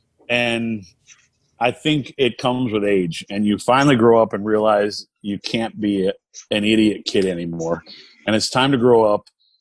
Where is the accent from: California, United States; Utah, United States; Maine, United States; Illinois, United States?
Maine, United States; moved away; my hometown of Maine